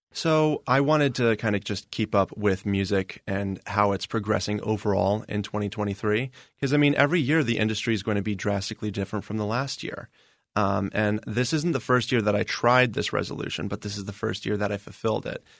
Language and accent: English; Indiana, United States; now in Arizona, United States; I'm from Indiana technically